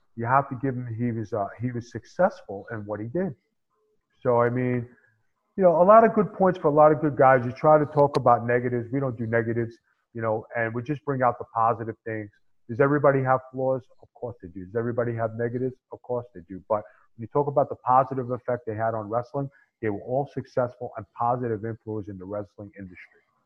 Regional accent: New York City, New York, United States; That fly Italian guy from SI.

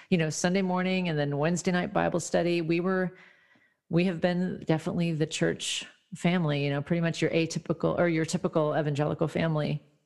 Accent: Midwest, United States; now in California, United States; I'm actually in California now, but I grew up in the Midwest part of the country

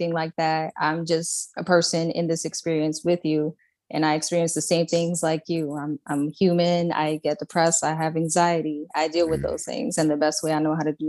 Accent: New York City, New York, United States; also born or lived in Puerto Rico; I was born in Puerto Rico. My dad's Panamanian, but I was raised in Brooklyn.

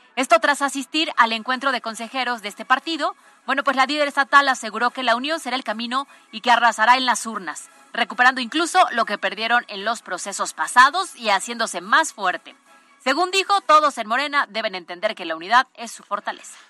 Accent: Puebla, Mexico; somos poblanos y aquí hay mucha cosa bonita

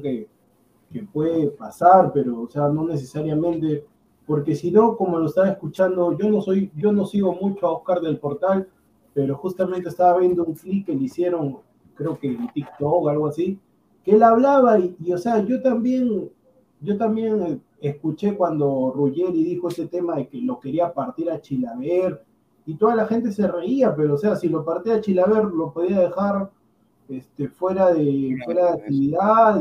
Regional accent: Peru; yo como peruano

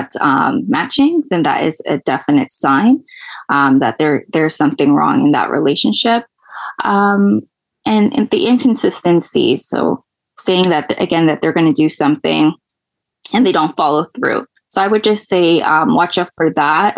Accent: Toronto, Ontario, Canada; I'm from Toronto, Canada.

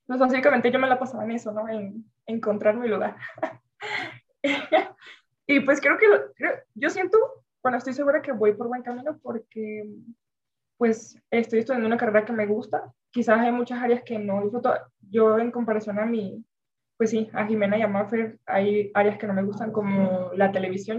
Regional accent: Venezuela; moved away; yo vengo de Venezuela

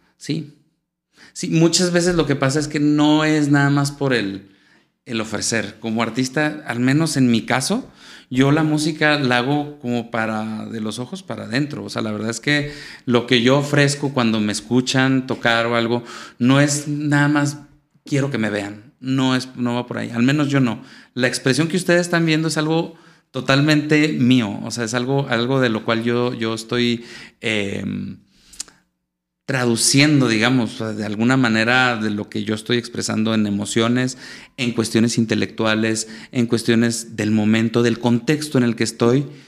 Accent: Saltillo, Coahuila, Mexico; also born or lived in Venezuela; Yo soy, eh, nací aquí en Saltillo y aquí viví y aquí estudié

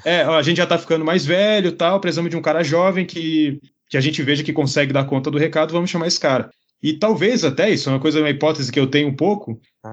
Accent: Brazil; sou lá do Brasil

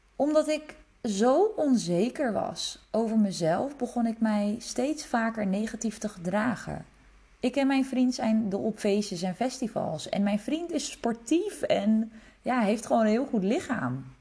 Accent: Netherlands; also born or lived in Czech Republic; Ik ben geboren in Tsjechië en mijn ouders kregen mij toen ze heel jong waren. Ze gingen scheiden toen ik vier was. Kort daarna vertrok mijn moeder samen met mij naar Nederland

